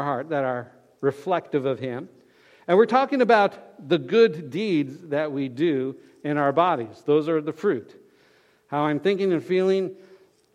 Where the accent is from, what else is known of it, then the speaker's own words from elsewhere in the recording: Fort Lauderdale, Florida, United States; we were growing up in Fort Lauderdale